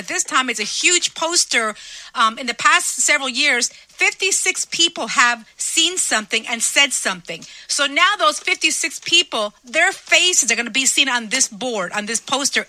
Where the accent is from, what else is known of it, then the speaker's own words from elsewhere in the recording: Newark, New Jersey, United States; I was born in Newark, New Jersey.